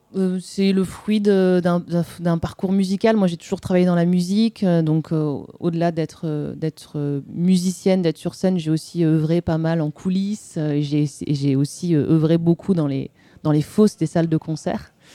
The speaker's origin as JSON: {"language": "French", "town": "Marciac", "region": "Occitania", "country": "France", "tie": "born or raised there", "said": "je viens, enfin, j'ai grandi dans le Gers, plus précisément dans un petit village d'irréductibles musiciens jazzeux, qui est donc Marciac."}